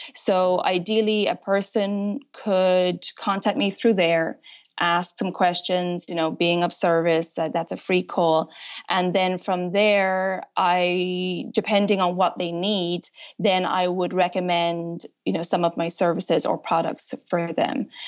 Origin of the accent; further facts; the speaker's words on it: Ireland; moved away as an adult; also born or lived in United States; now in France; I'm originally from Ireland